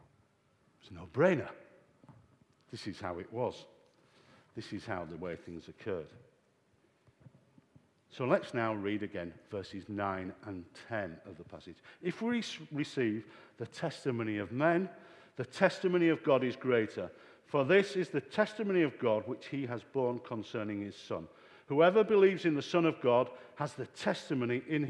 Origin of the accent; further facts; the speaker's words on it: Yorkshire and the Humber, United Kingdom; We used to say in Yorkshire, Oat for note.